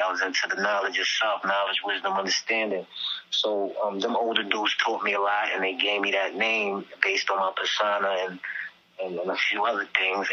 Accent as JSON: {"language": "English", "town": "New York City", "region": "New York", "country": "United States", "tie": "born or raised there", "said": "I'm from Staten Island, although it's Staten Island, I'm from the most dangerous neighborhood in Staten Island between the 80s, the 90s, the 2000s"}